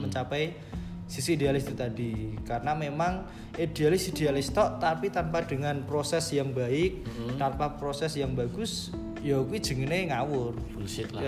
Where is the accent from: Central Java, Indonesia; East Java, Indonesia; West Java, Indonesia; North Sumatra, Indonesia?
Central Java, Indonesia; Demak; saya balik ke rumah saya balik ke kampung halaman saya di Demak